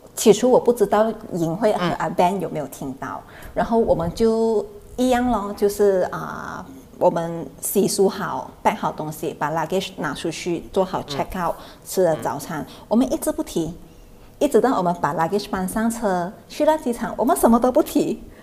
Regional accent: Thailand; also born or lived in Bangkok; 在泰国老家， 我从小在那边生活到现在

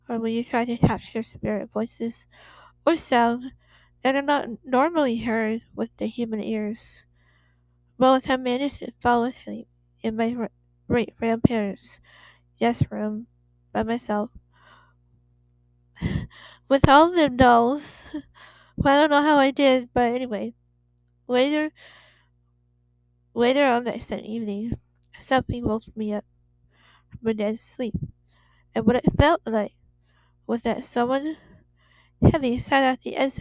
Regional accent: Torrance, California, United States; I was born and raised in Torrance, California

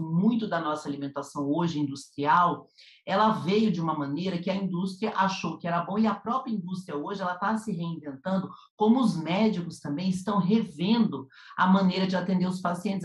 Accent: Curitiba, Paraná, Brazil; now in São Paulo, Brazil; eu sou do Sul, eu sou de Curitiba

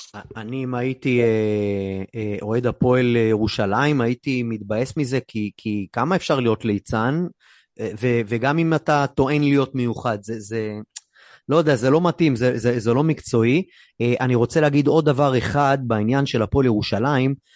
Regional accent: Haifa, Haifa District, Israel; בבת גלים, שם גדלתי

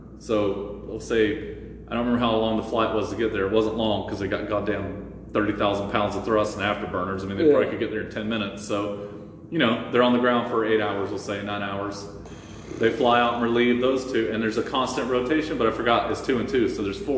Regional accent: New England, United States; I'm going to go back to my ranch and pretend I'm a cowboy even though I'm from New England.

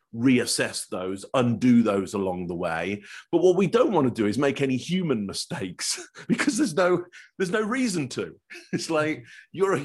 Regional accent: England, United Kingdom; now in Toronto, Canada; Originally, I'm from England.

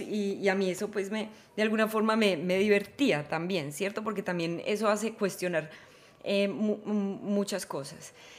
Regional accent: Manizales, Caldas, Colombia; yo no nací en Ámsterdam, nací en Manizales, Colombia

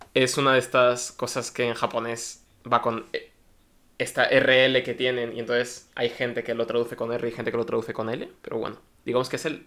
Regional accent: Valencia, Valencian Community, Spain; yo soy de Valencia

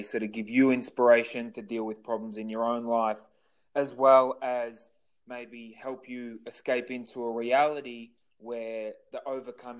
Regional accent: Australia; I'm from Australia

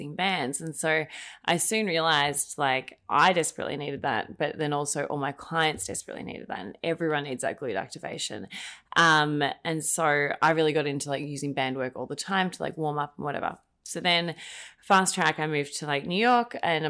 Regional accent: Australia; moved away as an adult; now in United States; I'm Australian, in case you can't tell by my very subtle accent.

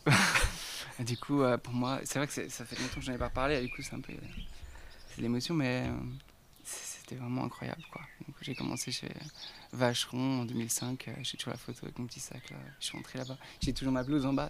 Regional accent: Archamps, Auvergne-Rhône-Alpes, France; je viens d'Archamps en Haute-Savoie

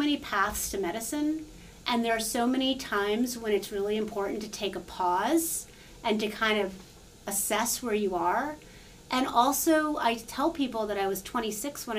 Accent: New York City, New York, United States; moved away as an adult; now in Charlottesville, Virginia, United States; I actually am a public school kid, so I grew up in New York City

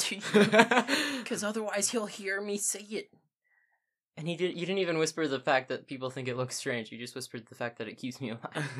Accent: Midwest, United States; We're from the Midwest

